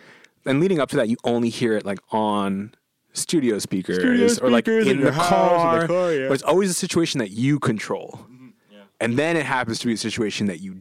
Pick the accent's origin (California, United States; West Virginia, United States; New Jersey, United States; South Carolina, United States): New Jersey, United States; we're from New Jersey